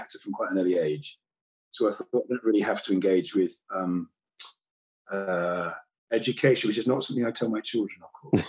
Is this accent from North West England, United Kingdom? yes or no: no; Weston-super-Mare, South West England, United Kingdom; I come from Weston-super-Mare.